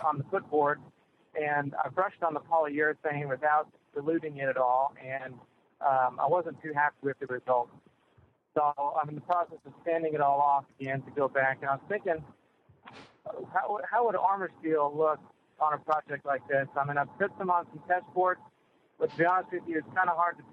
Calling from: Spring, Texas, United States; I'm calling from Spring, Texas

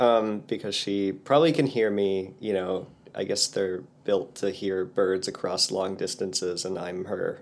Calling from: Portland, United States; I'm in Portland, up in the bedroom, because it's the quietest place in the house with birds in the house.

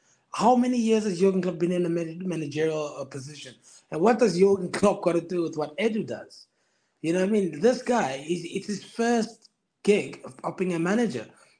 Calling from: Kendal, North West England, United Kingdom; I'm in the Lake District, Kendall.

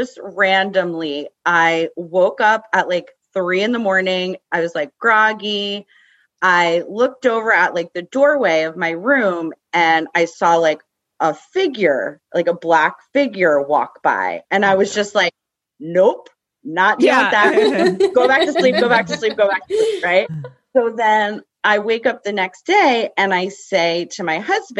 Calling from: New Jersey, United States; I'm calling from Jersey

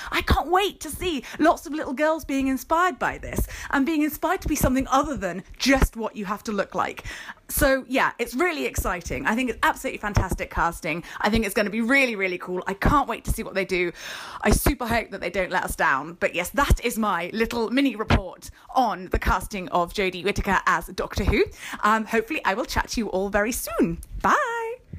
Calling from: United Kingdom; calling in from rainy and grey U K.

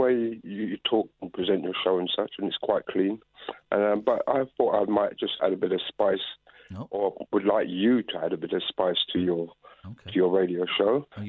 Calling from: London, United Kingdom; I'm calling from London.

